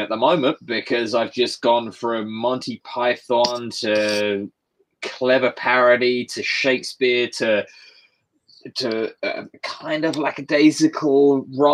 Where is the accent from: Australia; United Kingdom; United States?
United Kingdom; I get that as a British person